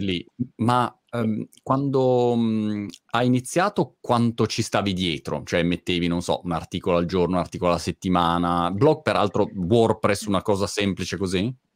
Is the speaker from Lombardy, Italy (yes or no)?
yes; Milan, Lombardy, Italy; moved away; io diciamo milanese di, eh sì. di origine, ehm, però spatriato